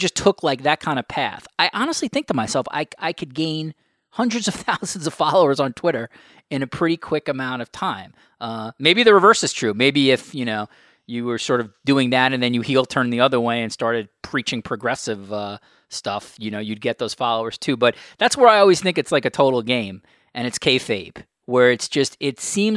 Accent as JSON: {"language": "English", "region": "New York", "country": "United States", "tie": "born or raised there", "said": "I grew up in New York. My mom was a teacher in the inner cities in the 60s"}